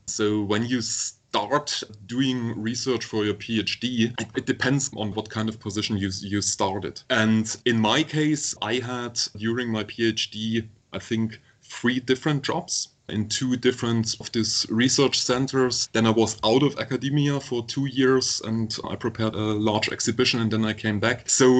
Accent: Saxony, Germany; moved away as an adult; also born or lived in Dresden / United States; now in Canada; I was born in East Germany. I was 9 when the wall came down and everything changed entirely. And then I grew up in Saxony and went to school there. I did my studies and my PhD in Dresden at Dresden University.

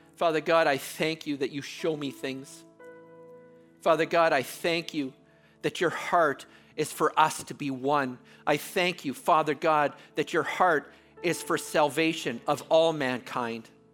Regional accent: Canada; I'm Canadian.

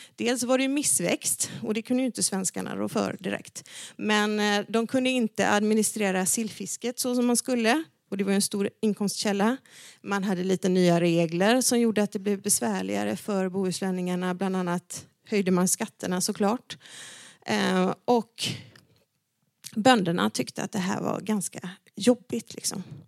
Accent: Dalarna County, Sweden; Jag är uppvuxen i Dalarna

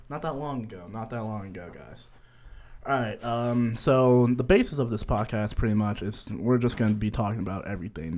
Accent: Connecticut, United States; moved away as an adult; now in Kentucky, United States; I'm from Connecticut.

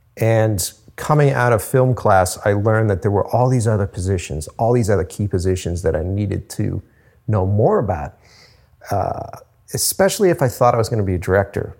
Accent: Cape Cod, Massachusetts, United States; moved away as an adult; now in Boston, United States; at the time I was living on Cape Cod

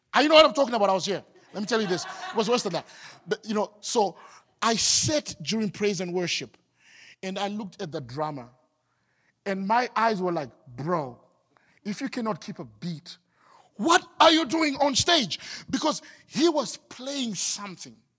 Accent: Harare, Zimbabwe; moved away as an adult; I'm from the capital city. I'm from Harare, and my job moved me here recently

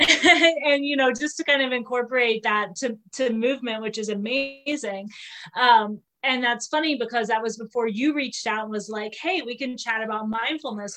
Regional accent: Midwest, United States; now in Utah, United States; I grew up in the Midwest

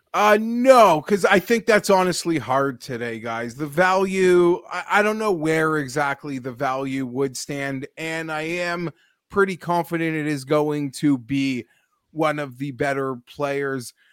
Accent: Toronto, Ontario, Canada; born and raised in Toronto

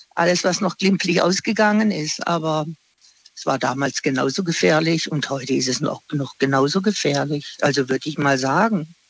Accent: Singen, Baden-Württemberg, Germany; now in Offenburg, Germany; ich komme ursprünglich aus Singen.

